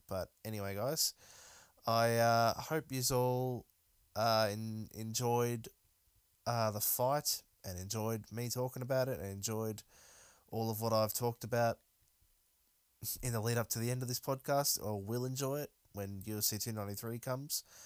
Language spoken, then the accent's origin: English; Melbourne, Victoria, Australia; I'm obviously from Melbourne